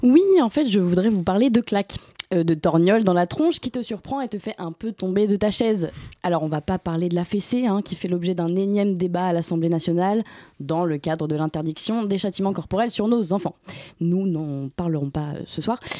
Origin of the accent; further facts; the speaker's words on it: Brittany, France; je viens de Bretagne